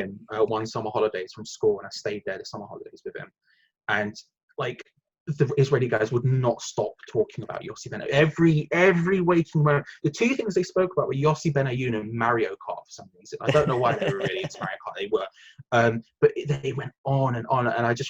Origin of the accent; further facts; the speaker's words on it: London, United Kingdom; I'm from a similar area. I grew up in North London.